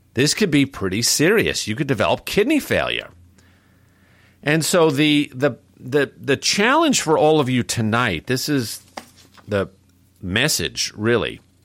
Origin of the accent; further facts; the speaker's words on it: New York City, New York, United States; growing up in New York City